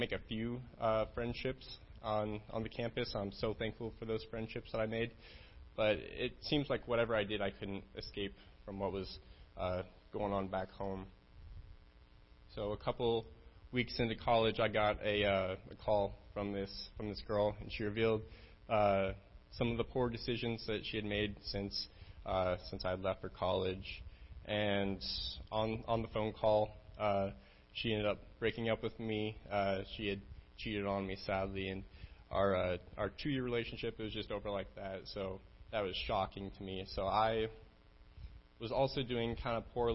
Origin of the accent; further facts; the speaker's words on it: Casper, Wyoming, United States; I'm from Casper, Wyoming